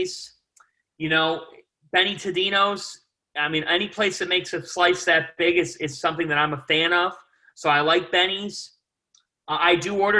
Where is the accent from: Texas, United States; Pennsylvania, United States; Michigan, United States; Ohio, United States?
Ohio, United States; moved away as an adult; growing up in Ohio, Midwest family